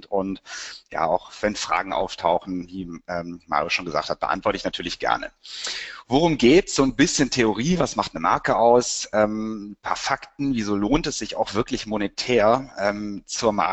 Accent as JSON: {"language": "German", "town": "Cologne", "region": "North Rhine-Westphalia", "country": "Germany", "said": "Äh, ich bin ja aus Köln und habe auch Wirtschaftspsychologie studiert."}